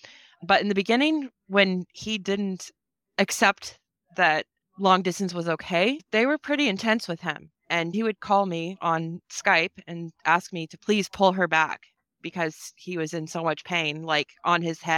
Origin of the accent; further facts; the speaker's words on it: United States; I am from the United States and he's from Canada.